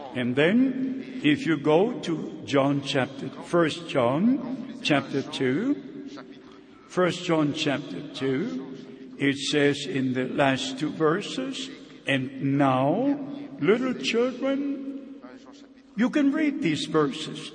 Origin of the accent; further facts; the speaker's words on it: Germany; first language German; English is a second language; in my mother tongue, in the German language.